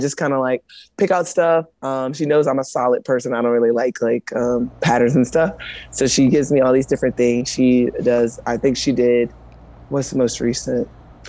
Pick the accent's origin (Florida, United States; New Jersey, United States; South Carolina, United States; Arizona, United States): South Carolina, United States; Columbia; I am here in my hometown, Columbia, South Carolina.